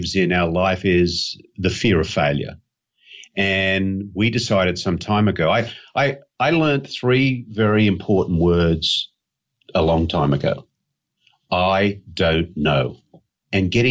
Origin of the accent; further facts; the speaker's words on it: Australia; being an Aussie